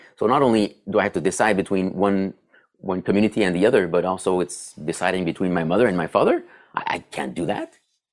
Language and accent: English; Ottawa, Ontario, Canada; accent: French-Canadian; now in Sudbury, Canada; I grew up in Ottawa